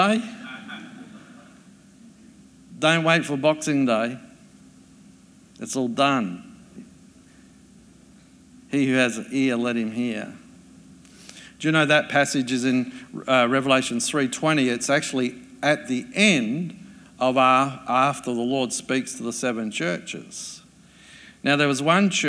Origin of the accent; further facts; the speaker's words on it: Adelaide, South Australia, Australia; I grew up in Adelaide